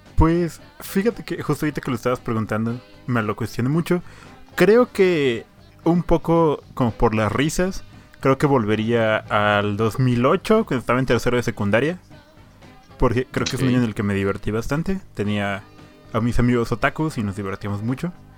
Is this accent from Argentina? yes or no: no; Hidalgo, Mexico; moved away; also born or lived in Puebla; el pueblo donde yo nací, en Hidalgo